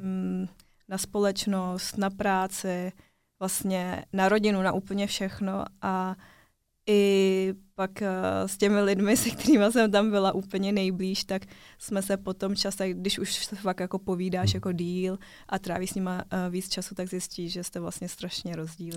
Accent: Czechia; žiju celý život v Česku. Narodila jsem se tady, takže jsem Čechovětnamka taková

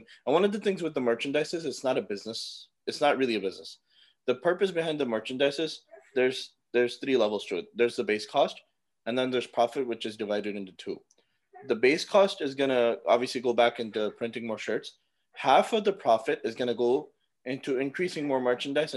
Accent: North Carolina, United States; I'm from North Carolina. I was born and raised here. I live near Charlotte in a town called Gastonia.

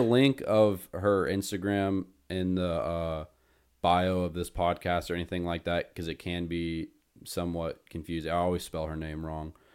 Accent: Winston-Salem, North Carolina, United States; since I am from Winston

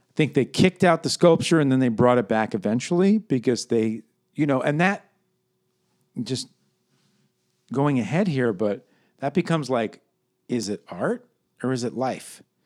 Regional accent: New York City, New York, United States; I'm from New York City

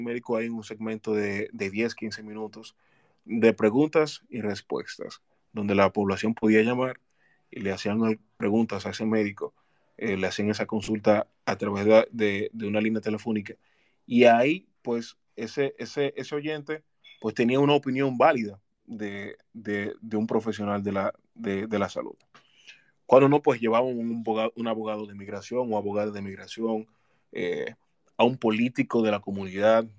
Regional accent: La Romana, Dominican Republic; de Santo Domingo y de mi ciudad natal, La Romana

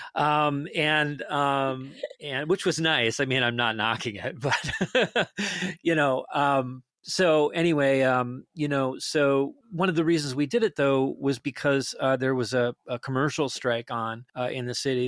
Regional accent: Detroit Lakes, Minnesota, United States; moved away

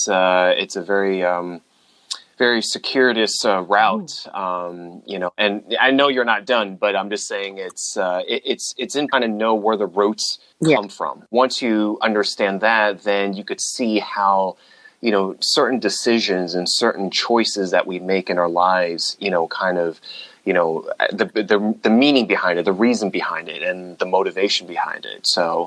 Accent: United States; I was born in the States and, you know, I grew up with immigrant parents

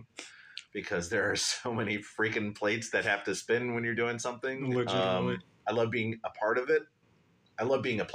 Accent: Columbus, Ohio, United States; also born or lived in Phoenix, Arizona / Miami, Florida / Cleveland, Ohio / Solon, Ohio; Been in Columbus almost all my life. Moved down here when I was like four, and I've been here ever since then.

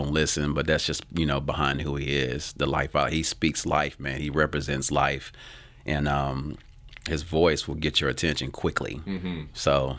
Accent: Tennessee, United States; So I'm not ashamed to be from Tennessee. I'm actually very grateful. So I want to make sure people understand that. Yeah, this is based out of Tennessee.

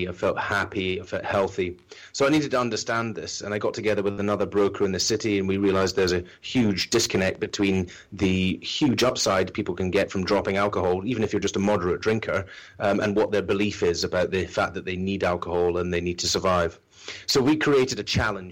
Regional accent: islands off the west coast of Scotland, United Kingdom; now in London, United Kingdom; being Scottish and from the islands off the west coast of Scotland

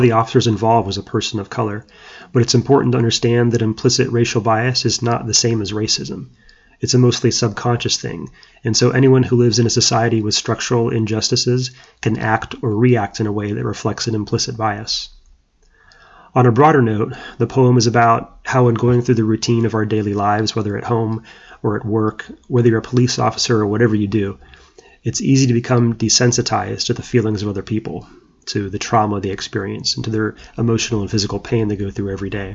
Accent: Orlando, Florida, United States; my hometown of Orlando, Florida

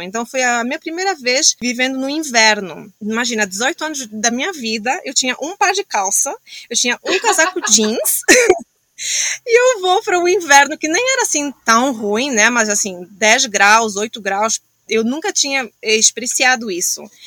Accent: Angola; moved away as an adult; also born or lived in Portugal / Miami, United States; now in Australia; eu sou de Angola, saí de Angola

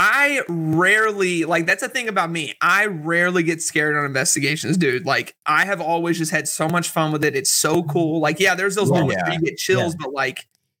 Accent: Kentucky, United States; Kentucky. Good old country.

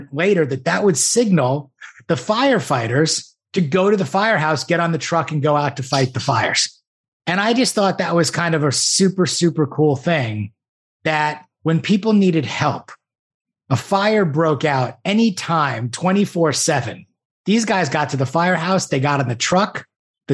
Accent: Great Neck, New York, United States; I grew up on the North Shore of Long Island in a town called Great Neck

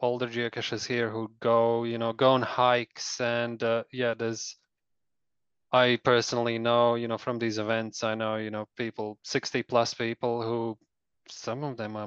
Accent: Latvia; now in New Zealand; I was born in Soviet Union, but I was only 3 years old when the Soviet Union collapsed

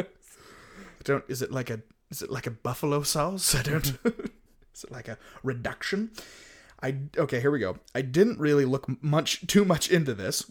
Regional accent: Utah, United States; here in my hometown

